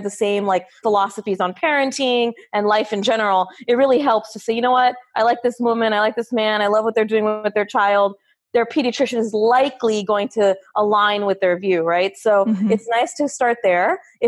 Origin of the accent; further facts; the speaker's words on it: California, United States; also born or lived in Arizona / New York; now in Florida, United States; Yeah, and I grew up in Southern California, moved around a lot. My med school was in Arizona. Rotations were in New York.